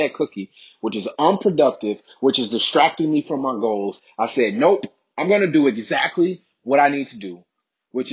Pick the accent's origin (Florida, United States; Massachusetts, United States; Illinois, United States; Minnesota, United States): Illinois, United States; Chicago; I'm born and raised in Chicago, Illinois